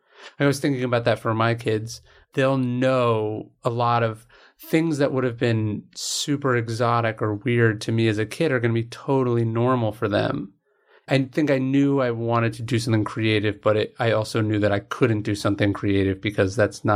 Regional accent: Sacramento, California, United States; Yeah, I grew up in right outside Sacramento.

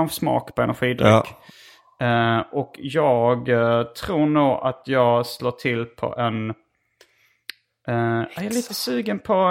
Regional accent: Lund, Skåne, Sweden; Men jag är född på Lunds BB. Mm. Eh, eh Lunds KK, hette det inte

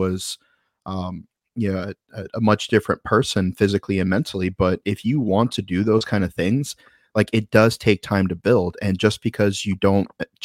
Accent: Florida, United States; I grew up in Florida

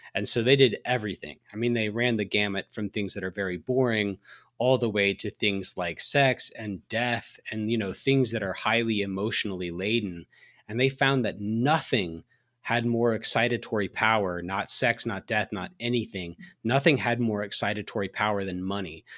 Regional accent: Alabama, United States; I drove by the hospital, uh, in my hometown. I'm from Alabama

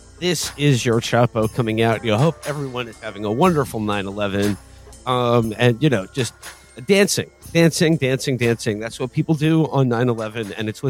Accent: New York, United States; my home state of New York

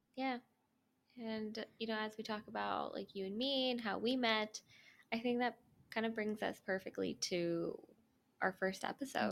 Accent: Cerritos, California, United States; I'm born and raised in SoCal

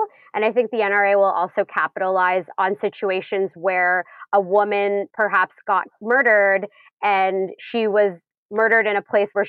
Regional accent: Canada; I'm Canadian and here we're not allowed to carry for self-defense

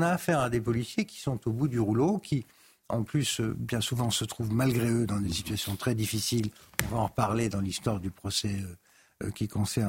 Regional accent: Paris, Île-de-France, France; je suis parisien

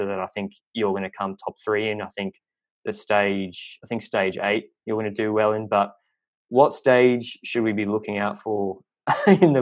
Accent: Australia; accent: thick Australian; I know my Australian accent is like a lot of people don't understand me that well. My thick accent

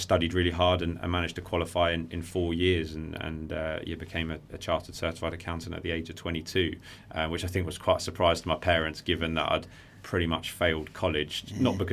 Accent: Worthing, South East England, United Kingdom; I grew up in Worthing

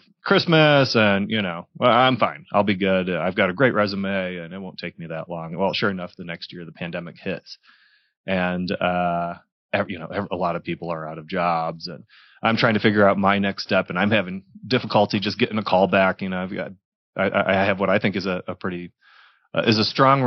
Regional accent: Michigan, United States; moved away as an adult; also born or lived in Detroit area, Michigan / Texas / Dallas, Texas; now in Denver, United States; I'm originally from Michigan. Born and raised

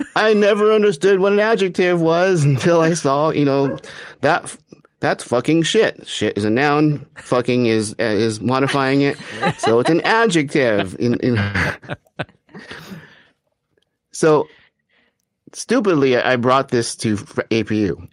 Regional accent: Arcadia, California, United States; I grew up in Arcadia, California

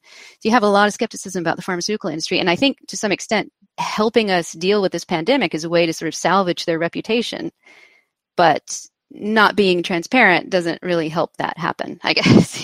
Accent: United States; I'm American

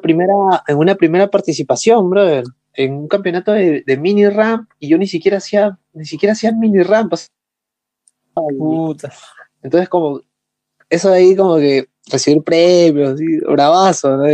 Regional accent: Lima, Peru; soy de Perú, vengo de la ciudad de Lima

